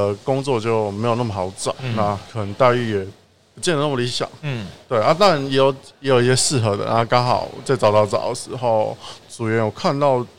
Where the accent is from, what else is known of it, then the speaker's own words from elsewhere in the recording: Gangshan, Kaohsiung, Taiwan; 呃，我从小时候的时候，那时候在冈山，呃，最近可能啊，应该是有保留成功的保留下来的新兴市场。哦，对，那那是我孩提时候，我外婆家在那边。